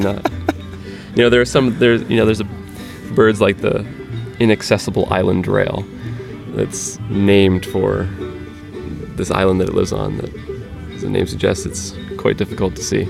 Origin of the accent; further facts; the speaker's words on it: Pennsylvania, United States; I'm from Pennsylvania